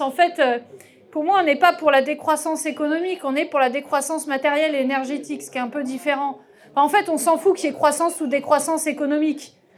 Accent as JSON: {"language": "French", "country": "France", "said": "notre mode de consommation moyen en tant que Français"}